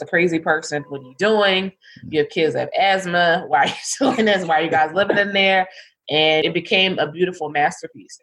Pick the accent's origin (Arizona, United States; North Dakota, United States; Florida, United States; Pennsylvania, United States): Pennsylvania, United States; Philadelphia; I am from Philadelphia, West Philadelphia. Grew up there.